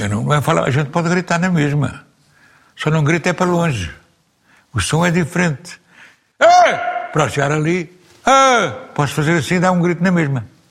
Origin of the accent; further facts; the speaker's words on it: Lisbon, Portugal; also born or lived in Porto; Eu nasci em Lisboa, na Costa do Castelo. Por baixo do Castelo de São Jorge. Sou Moro